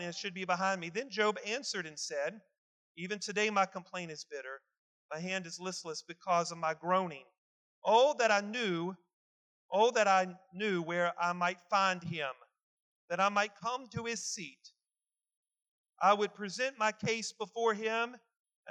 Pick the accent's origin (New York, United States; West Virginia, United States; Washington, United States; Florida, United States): West Virginia, United States; growing up in West Virginia